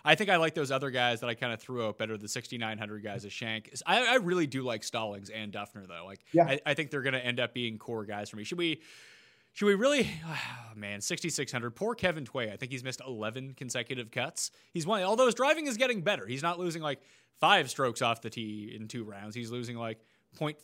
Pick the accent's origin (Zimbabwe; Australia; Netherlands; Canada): Canada; being Canadian